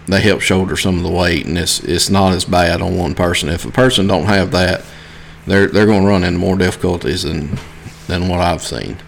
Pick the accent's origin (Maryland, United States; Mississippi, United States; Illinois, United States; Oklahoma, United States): Mississippi, United States; South; I'm from South Mississippi.